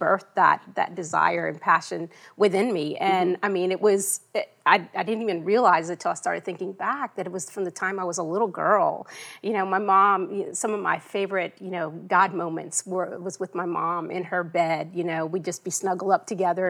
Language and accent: English; Puerto Rico; first language Spanish; English is a second language; moved away; I'm originally from Puerto Rico. I was born there.